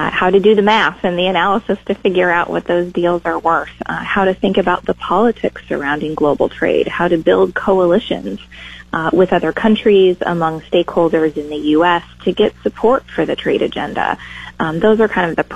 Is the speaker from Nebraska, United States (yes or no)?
yes; Nebraska, United States; moved away; I am thrilled to be back in my home state working with a very talented team at the University of Nebraska